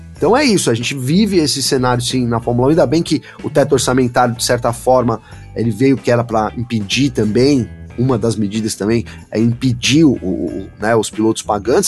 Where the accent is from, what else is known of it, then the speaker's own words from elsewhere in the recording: Brazil; eu sou brasileiro